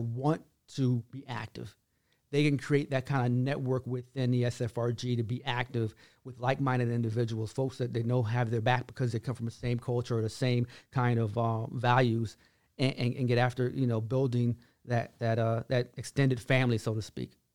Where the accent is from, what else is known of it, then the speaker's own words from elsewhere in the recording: Washington, District of Columbia, United States; now in Fort Hood, Texas, United States; I'm from Washington, D C, which I am